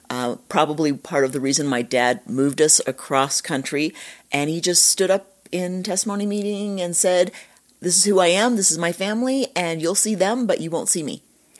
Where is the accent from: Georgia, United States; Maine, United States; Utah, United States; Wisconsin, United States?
Utah, United States; born there; I was born in Utah and moved all over. I went to a different school every year of my life.